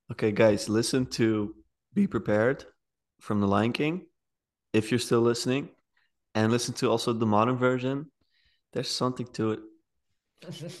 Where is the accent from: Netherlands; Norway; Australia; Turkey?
Netherlands; The Hague, South Holland; I'm from The Hague, it's the best city.